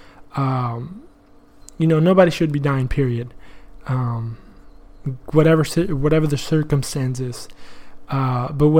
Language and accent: English; Argentina; now in United States; I'm from Argentina